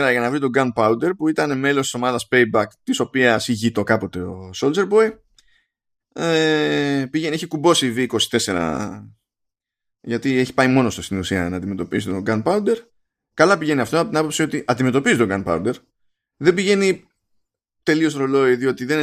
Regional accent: Egypt; ξέρω, τι να σας πω, είμαι από την Αίγυπτο. Άρα από την Αφρική.

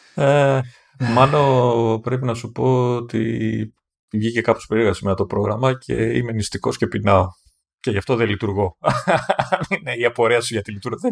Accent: Greece; εμείς τελικά πού κολλάμε σαν Έλληνες

